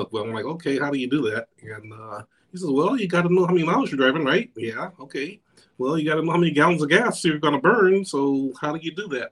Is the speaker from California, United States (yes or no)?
yes; Los Angeles, California, United States; I was born in Los Angeles, California, raised in South Central